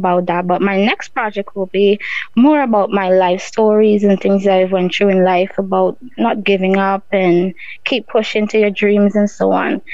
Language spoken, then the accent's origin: English; Barbados; also born or lived in Guyana; growing up in Barbados, you know, going to school and stuff